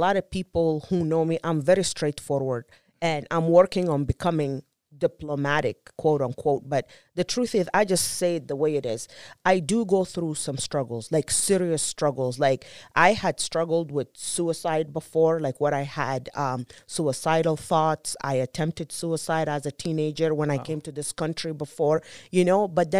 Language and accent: English; South Sudan; And growing up in South Sudan, and that's where I came up with my statistic